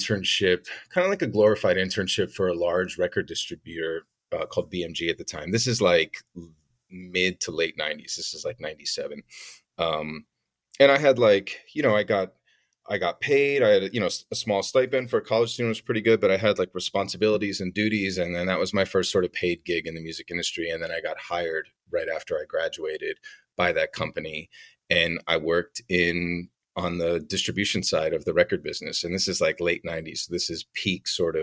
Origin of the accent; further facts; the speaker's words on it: Glen Rock, New Jersey, United States; also born or lived in New York City; I grew up in New Jersey. I'm from a town called Glen Rock, which is right outside New York City